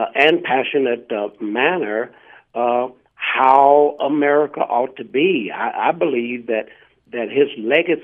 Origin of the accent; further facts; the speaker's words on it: Sand Springs, Oklahoma, United States; I was raised in Oklahoma, actually a little town right outside of Tulsa, Oklahoma, called Sand Springs.